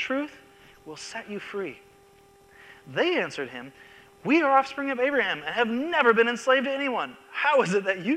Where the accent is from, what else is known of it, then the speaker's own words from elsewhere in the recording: Seattle, Washington, United States; the church I grew up in Seattle